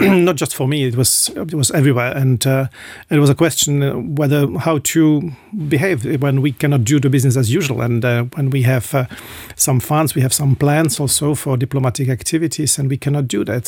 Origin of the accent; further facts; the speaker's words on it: Liberec, Liberec Region, Czechia; English is a second language; moved away as an adult; now in Luxembourg; my hometown, in, in Liberec, in, in, uh, north of Czechia